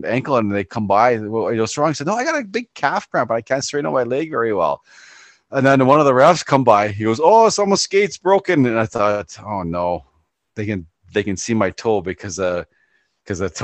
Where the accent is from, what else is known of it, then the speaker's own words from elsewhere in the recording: Ontario, Canada; I'm from Ontario